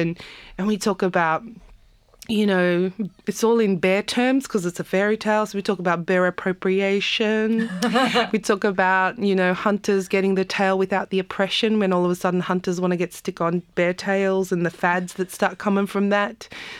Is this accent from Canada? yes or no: no; South Africa; now in Australia; We come from South Africa. We are occupying, you know, coming to occupy an occupied land like Australia where sovereignty hasn't been ceded.